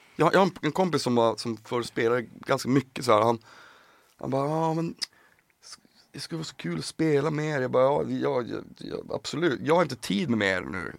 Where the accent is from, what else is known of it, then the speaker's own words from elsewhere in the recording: Piteå, Norrbotten County, Sweden; jag är från Piteå från början